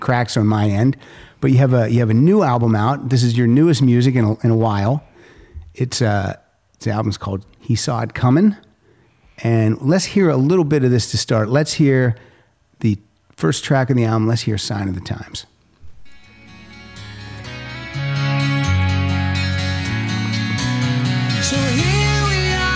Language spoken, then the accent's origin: English; Pennsylvania, United States; now in California, United States; We're from Pennsylvania